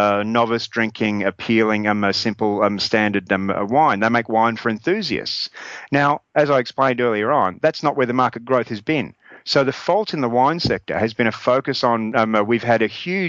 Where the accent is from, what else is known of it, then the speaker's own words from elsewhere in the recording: Australia; now in Dijon, France; as an Australian